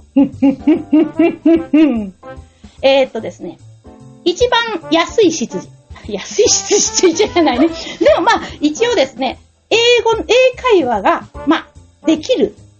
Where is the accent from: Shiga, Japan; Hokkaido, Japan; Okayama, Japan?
Okayama, Japan; near Okayama University, Japan; 生まれたところから、えー、チャリでやっぱり10分ぐらいのですね、岡山大学